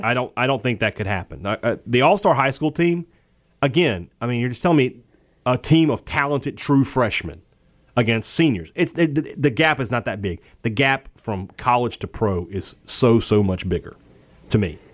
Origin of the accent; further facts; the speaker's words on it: Mississippi, United States; I'm from Mississippi